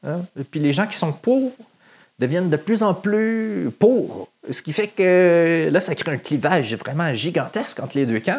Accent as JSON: {"language": "French", "town": "Saint-Lin-des-Laurentides", "region": "Quebec", "country": "Canada", "said": "I'm from Saint-Lin. Saint-Lin-des-Laurentides."}